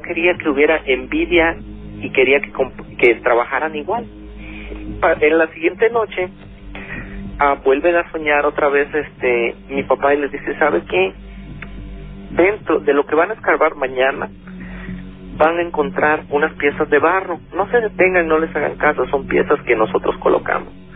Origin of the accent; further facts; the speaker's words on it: Chiapas, Mexico; Yo soy originario de Chiapas